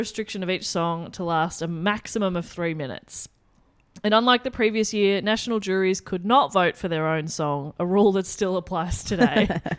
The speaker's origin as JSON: {"language": "English", "country": "Australia", "said": "if anything, I, as an Australian, hate Australia."}